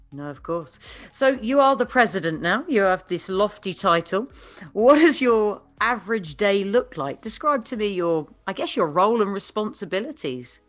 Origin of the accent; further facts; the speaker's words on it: United Kingdom; I am a Brit